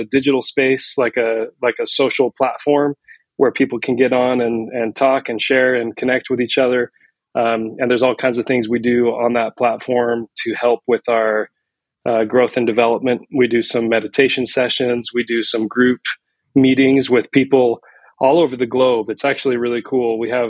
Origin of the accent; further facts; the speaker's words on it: Salt Lake City, Utah, United States; also born or lived in New York / San Francisco; I grew up in Salt Lake City, Utah. I've lived in New York and San Francisco area, and I'm back in Utah after a few years away just for my career